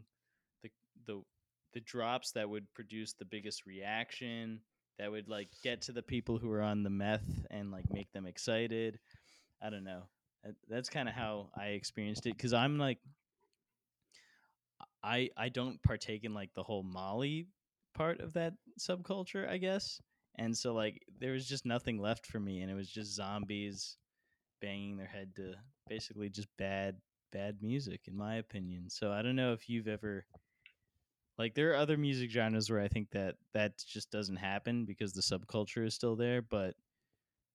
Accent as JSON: {"language": "English", "town": "Fairfax", "region": "Virginia", "country": "United States", "said": "I'm from Fairfax"}